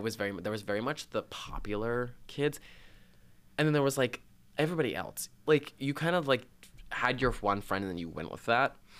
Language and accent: English; Belle Plaine, Minnesota, United States; moved away as an adult; I come from Belle Plaine, which was a town of seven thousand. Seven thousand. Seven thousand measly souls. Um, and I went all the way through preschool to graduation, the same school district